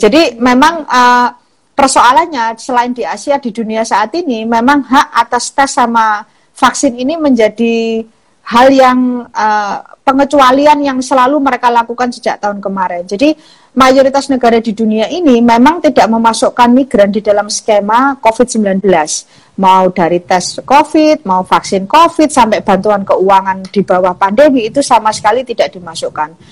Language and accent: Indonesian; Java, Indonesia; saya sendiri juga dari Jawa